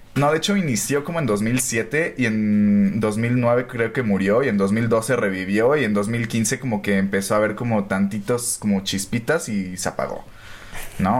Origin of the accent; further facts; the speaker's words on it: Naucalpan, State of Mexico, Mexico; nosotros somos de Ciudad Satélite, ¿no? Entonces con los cuatro somos de ciudad satélite